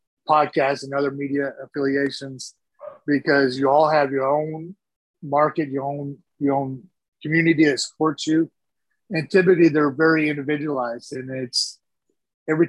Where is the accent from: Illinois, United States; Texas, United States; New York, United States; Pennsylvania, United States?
Texas, United States; I'm a Texan first, always